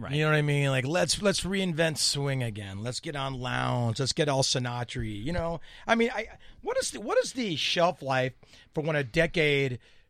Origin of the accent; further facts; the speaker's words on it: Newport Beach, California, United States; I'm from Newport Beach, California.